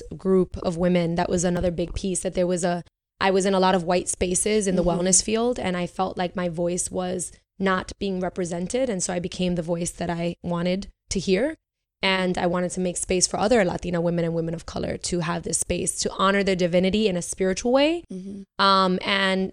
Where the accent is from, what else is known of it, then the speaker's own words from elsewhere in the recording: New York City, New York, United States; moved away; also born or lived in Puerto Rico; I'm New Yorican, so I grew up. I grew up in Bushwick